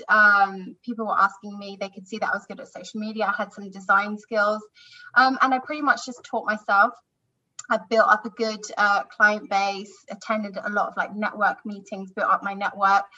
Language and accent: English; London, United Kingdom; I'm from London, UK.